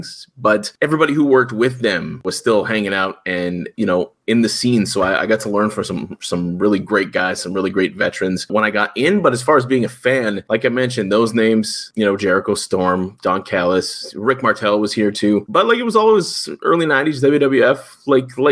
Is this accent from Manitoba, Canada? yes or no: yes; Winnipeg, Manitoba, Canada; I'm from Winnipeg. I live in Winnipeg. I grew up in Winnipeg